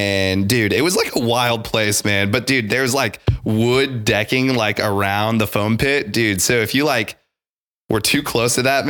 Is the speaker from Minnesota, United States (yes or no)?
no; Tulsa, Oklahoma, United States; I'm from Tulsa, Oklahoma. That's where I reside.